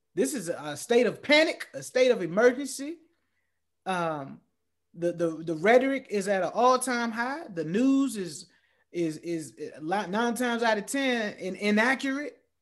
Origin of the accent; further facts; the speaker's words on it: Norfolk, Virginia, United States; I was born in Depot Hospital in Norfolk, Virginia